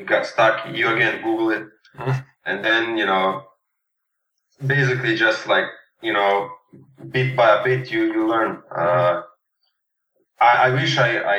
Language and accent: English; Serbia; accent: Serbian; English is a second language; also born or lived in Stockholm, Sweden; my Serbian accent.